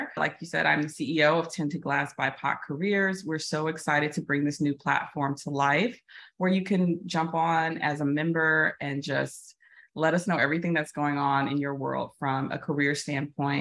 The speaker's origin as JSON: {"language": "English", "town": "Chicago", "region": "Illinois", "country": "United States", "tie": "born or raised there", "moved": "as an adult", "said": "I moved back to my hometown of Chicago"}